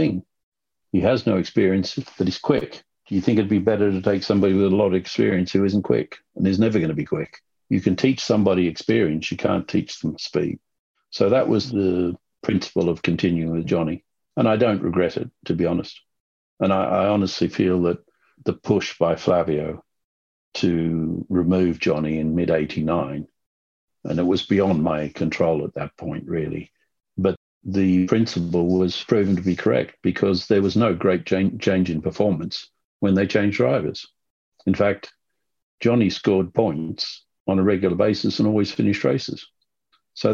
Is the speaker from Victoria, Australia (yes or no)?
no; Sydney, New South Wales, Australia; when I was growing up in Sydney